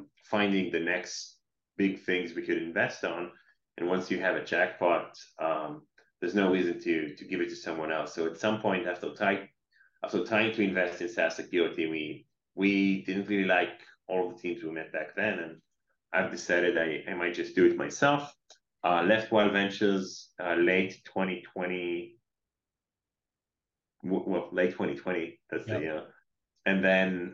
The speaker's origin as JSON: {"language": "English", "country": "Israel", "moved": "as an adult", "lives_now": "Boston, United States", "said": "I'm based in Boston. I'm working from Boston those days, officially from Israel, as people can possibly hear on the accent."}